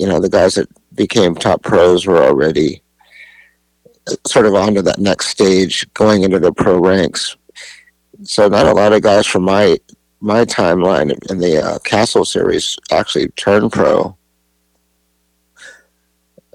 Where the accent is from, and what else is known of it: Las Vegas, Nevada, United States; born or raised there; also born or lived in California / San Diego